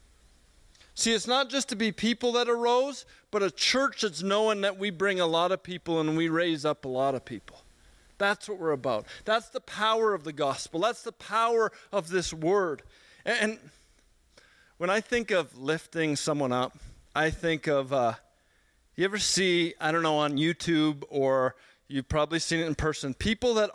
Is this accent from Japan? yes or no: no; Edmonton, Alberta, Canada; I grew up in Sweetgrass, a community in Edmonton